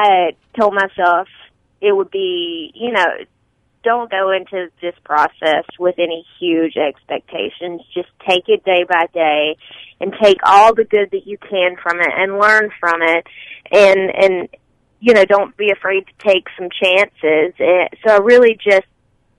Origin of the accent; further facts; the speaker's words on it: Alabama, United States; accent: Alabama tone of voice; moved away as an adult; now in Pinedale, United States; I grew up in Alabama, so I don't think I'll ever quite lose all that.